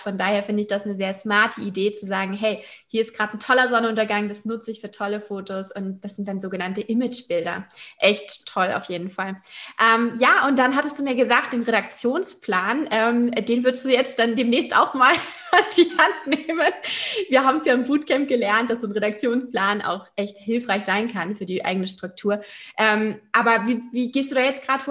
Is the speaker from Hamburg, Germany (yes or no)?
yes; Hamburg, Germany; in meiner Heimat Hamburg